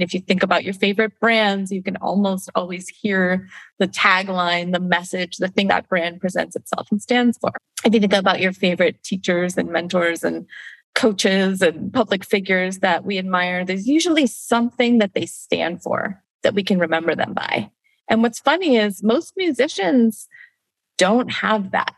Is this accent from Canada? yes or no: yes; Canada; I'm Canadian, I grew up in Canada